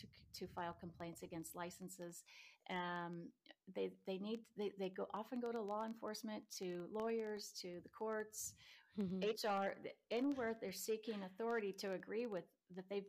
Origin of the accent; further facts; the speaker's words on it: Nebraska, United States; now in San Diego, United States; I grew up in Nebraska and the roads are really icy sometimes and I hated it